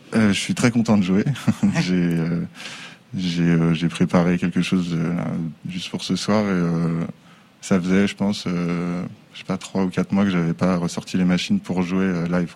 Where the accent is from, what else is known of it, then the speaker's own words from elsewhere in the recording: Angers, Pays de la Loire, France; now in Les Sables-d'Olonne, France; Je suis né à Angers